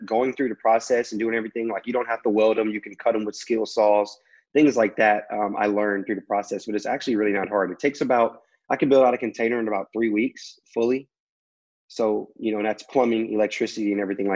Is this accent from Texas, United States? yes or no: yes; Houston, Texas, United States; now in Baton Rouge, United States; I actually grew up in Houston for the most part. So I was born in Baton Rouge